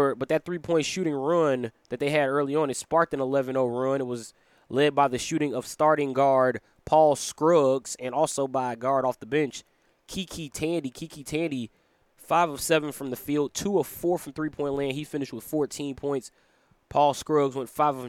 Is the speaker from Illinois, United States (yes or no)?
yes; Chicago, Illinois, United States; coming to you from the 10616 Production Studios in my hometown of Chicago, Illinois